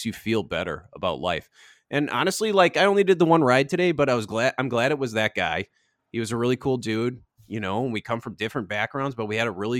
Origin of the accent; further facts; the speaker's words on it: Twin Cities, Minnesota, United States; I love my hometown. I love the Twin Cities